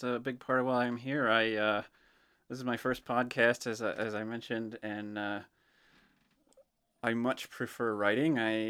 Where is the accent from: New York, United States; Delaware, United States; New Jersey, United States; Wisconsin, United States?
Delaware, United States; Greenwood; also born or lived in Ohio; I'm from Greenwood. I spent a number of years in Ohio, and then we moved back to Delaware in 2013.